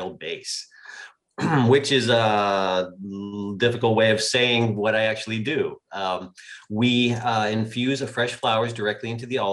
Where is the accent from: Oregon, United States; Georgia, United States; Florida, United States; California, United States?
California, United States; San Diego; also born or lived in Santa Barbara; now in Northern California, United States; San Diego originally